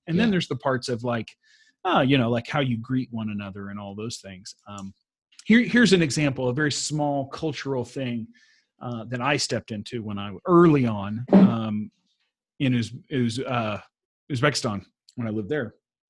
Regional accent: the South, United States; now in Sweden; Like, as a Southerner, I grew up opening the doors for my mom and other females. And you don't do that in Sweden.

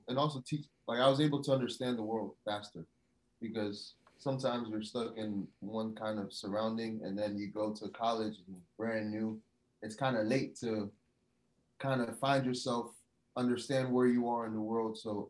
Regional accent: New Jersey, United States; moved away as an adult; now in Los Angeles, United States; I grew up in a melting pot. To the right of me, I had Newark, I had Irvington, I had Orange, and then up north, I had Short Hills, Livingston, West Orange.

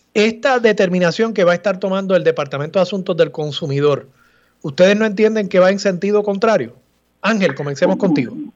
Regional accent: Puerto Rico; lo que nos define como, como pueblo, como puertorriqueños

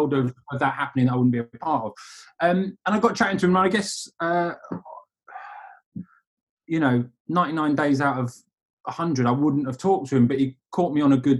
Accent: London, United Kingdom; moved away; also born or lived in Manchester; I'm from London originally, but I was up in Manchester

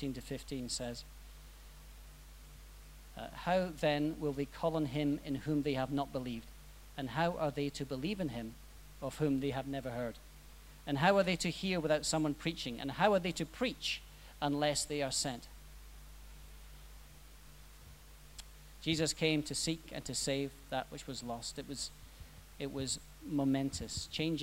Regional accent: Scotland, United Kingdom; I'm Scottish. You've probably worked that out.

